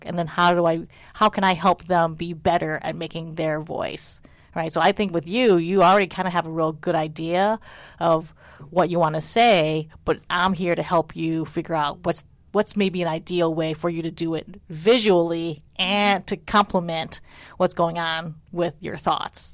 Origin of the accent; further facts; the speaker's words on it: United States; my sisters and I were born in the United States, so we're very American